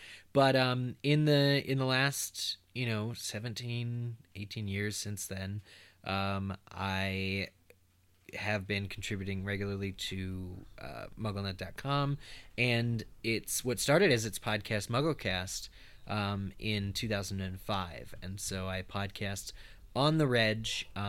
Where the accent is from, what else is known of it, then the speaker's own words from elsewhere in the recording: Pennsylvania, United States; now in Chicago, United States; And originally I'm from Eastern Pennsylvania. Pretty cool. We weren't very far from New York City.